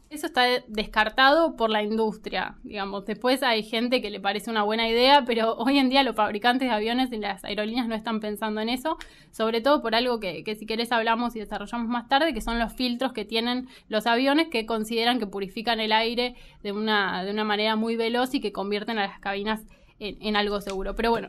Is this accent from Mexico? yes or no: no; Argentina; uno como argentino